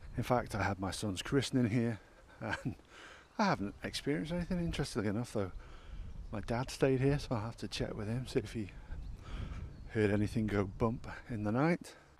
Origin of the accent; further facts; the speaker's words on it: Alsager, North West England, United Kingdom; my hometown of Allsager in South Cheshire